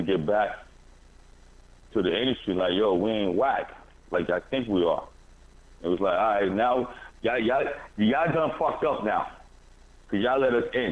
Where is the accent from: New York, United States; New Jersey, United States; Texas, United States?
New Jersey, United States; We're all from Jersey.